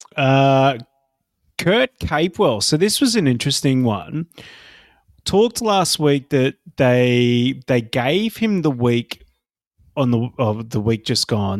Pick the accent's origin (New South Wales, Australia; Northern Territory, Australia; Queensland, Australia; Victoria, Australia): Queensland, Australia; I am sitting here as a Queenslander